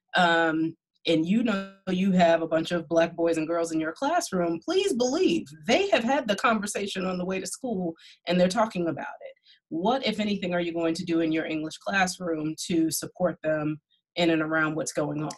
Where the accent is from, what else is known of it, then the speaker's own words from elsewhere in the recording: New York City, New York, United States; I'm from Brooklyn.